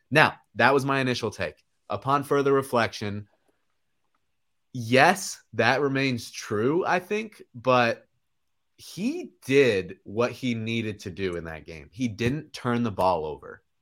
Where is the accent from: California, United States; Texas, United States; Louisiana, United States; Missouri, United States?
Missouri, United States; Kansas City; my hometown Kansas City Chiefs